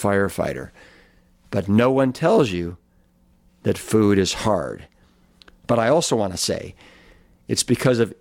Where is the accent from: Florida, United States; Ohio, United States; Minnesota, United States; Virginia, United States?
Ohio, United States; Cleveland; now in Austin, United States; my hometown of Cleveland, Ohio